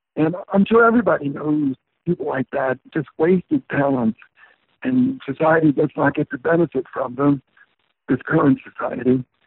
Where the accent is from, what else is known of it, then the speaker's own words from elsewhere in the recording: Portland, United States; my hometown of Portland